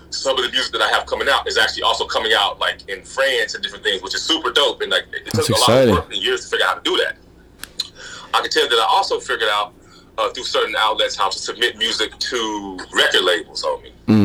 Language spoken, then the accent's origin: English; Texas, United States; because if growing up in Texas is some of the shit I've been through ain't stopped me